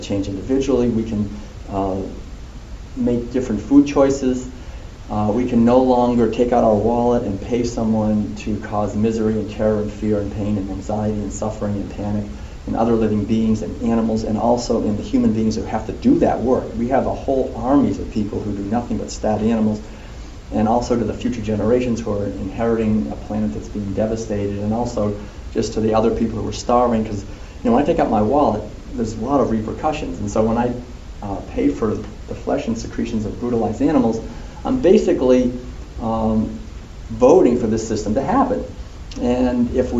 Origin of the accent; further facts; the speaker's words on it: Concord, Massachusetts, United States; I was born in a family in Concord, Massachusetts